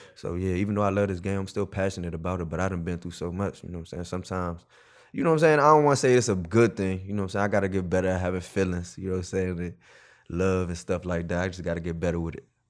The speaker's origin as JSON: {"language": "English", "area": "Prince George's County", "region": "Maryland", "country": "United States", "tie": "born or raised there", "also_born_or_lived": "Washington, D.C.", "said": "I'm from Prince George's County, Maryland, P G County. Um, it's right outside of D C."}